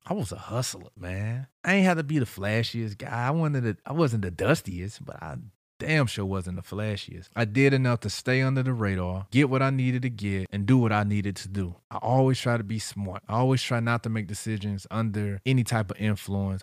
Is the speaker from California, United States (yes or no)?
no; St. Louis, Missouri, United States; I'm from St. Louis